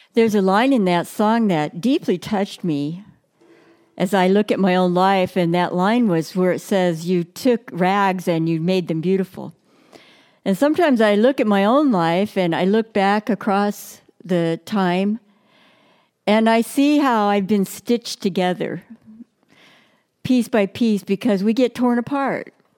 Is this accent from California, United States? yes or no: yes; Brawley, California, United States; I grew up in Brawley, California, which is down in the Imperial Valley